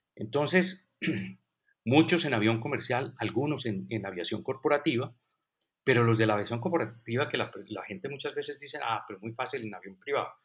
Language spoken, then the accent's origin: Spanish; Colombia; also born or lived in United States; regresé a Colombia después de la maestría que hice en Estados Unidos